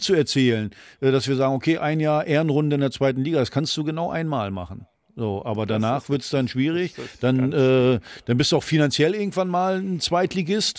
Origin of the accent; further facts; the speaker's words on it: Mecklenburg-Vorpommern, Germany; moved away; aus meiner alten Heimat